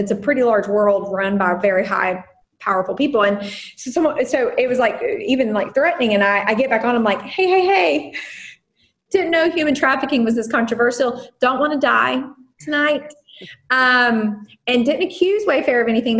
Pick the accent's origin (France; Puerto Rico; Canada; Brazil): Puerto Rico; I am Puerto Rican